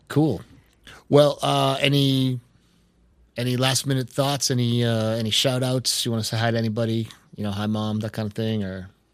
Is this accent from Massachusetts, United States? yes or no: yes; Boston, Massachusetts, United States; I'm from the Boston area